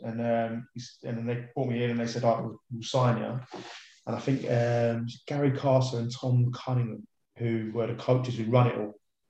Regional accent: Barnet, London, United Kingdom; I grew up on Dolis Valley.

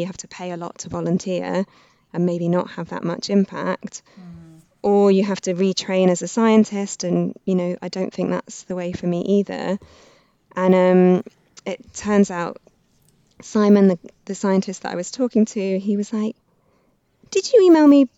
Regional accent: Reading, South East England, United Kingdom; I grew up in Reading

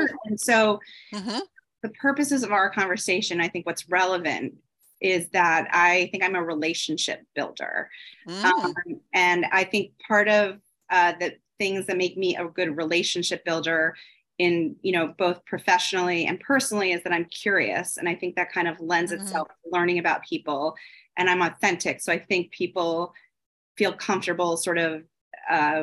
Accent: Philadelphia, Pennsylvania, United States; moved away as an adult; also born or lived in North Carolina; now in New York City, United States; I was raised in Philadelphia

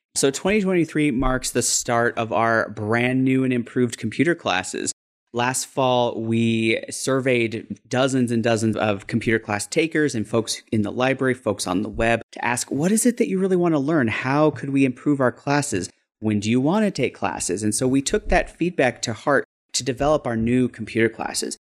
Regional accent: Denver, Colorado, United States; I used to live maybe about a mile and a half from a library when I grew up in Denver

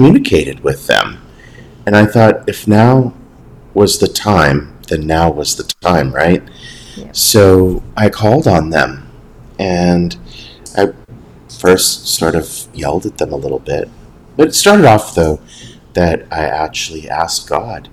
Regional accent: Southern California, United States; moved away as an adult; also born or lived in Brazil / Ireland; I am from Southern California, and at the moment I'm a bit of a digital nomad

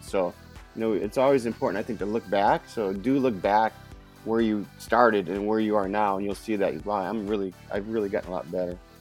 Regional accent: Lorain, Ohio, United States; now in San Diego, United States; I'm from a little town outside of Cleveland called Lorain, Ohio

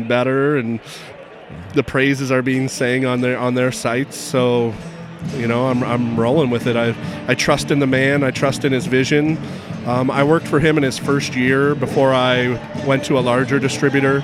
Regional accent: United States; I grew up in the Quad Cities

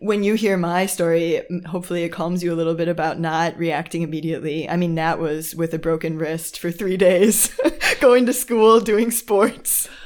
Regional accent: Chicago, Illinois, United States; first language English; moved away as an adult; now in Germany; I'm also from the United States, from Chicago, or a suburb of Chic-, of Chicago

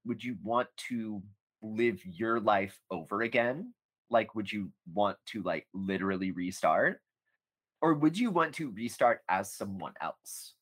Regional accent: United States; as an American

